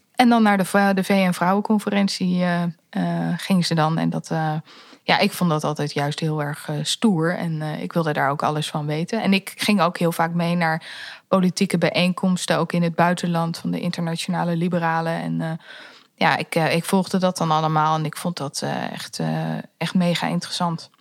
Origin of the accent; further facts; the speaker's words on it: The Hague, South Holland, Netherlands; mijn roots die liggen in Den Haag. Eh, een beetje richting Scheveningen